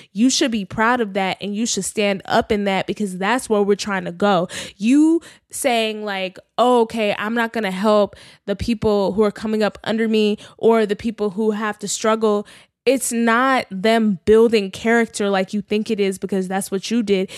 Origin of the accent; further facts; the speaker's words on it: Texas, United States; also born or lived in New York City; now in Los Angeles, United States; I'm from Texas. Like, I grew up in big houses.